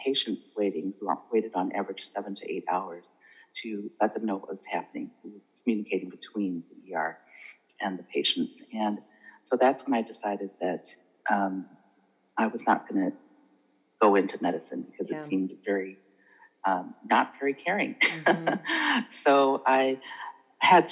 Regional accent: Holland, Michigan, United States; also born or lived in Champaign-Urbana, Illinois / Macon, Georgia; I'm from Michigan

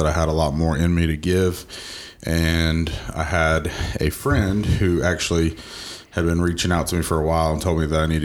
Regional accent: Georgia, United States; I'm actually born and raised in Georgia. I grew up here my entire life. Went to Parkview High School

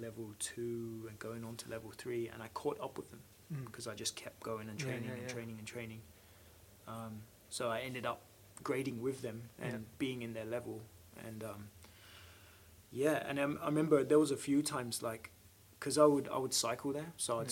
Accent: London, United Kingdom; moved away as an adult; also born or lived in Hong Kong; now in Sydney, Australia; I grew up in Southwest London.

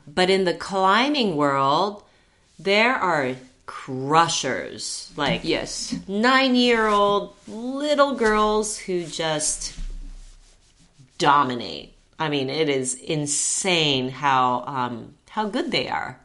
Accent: Japan; moved away as an adult; also born or lived in Santa Monica, California; now in Las Vegas, United States; At that point, I was only like two or three months old. So I grew up in Japan.

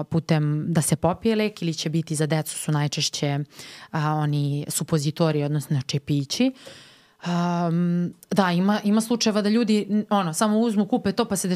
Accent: Serbia; kod nas u Srbiji

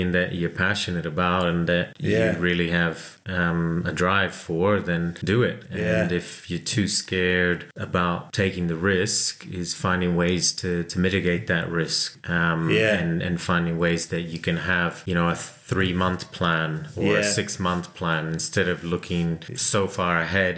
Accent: California, United States; accent: American twang; now in New Zealand; I grew up in California, so hence the accent

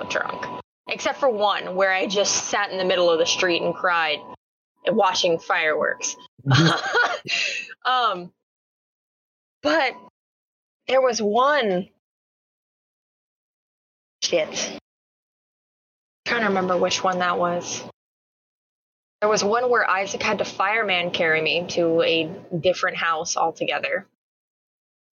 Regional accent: Louisiana, United States; I'm from Louisiana.

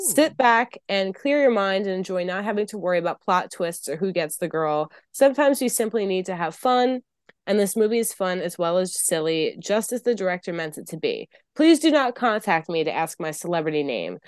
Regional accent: New York City, New York, United States; I'm from New York City

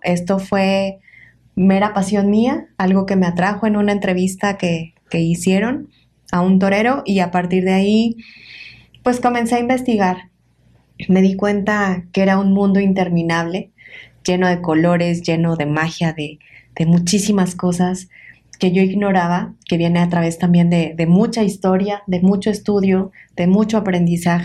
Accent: Tlaxcala, Mexico; also born or lived in Puebla; del estado de Tlaxcala, que es de donde yo nací

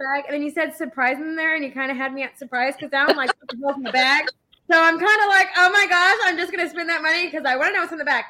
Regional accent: San Antonio, Texas, United States; accent: Texan; my Texan accent comes out and my hickness.

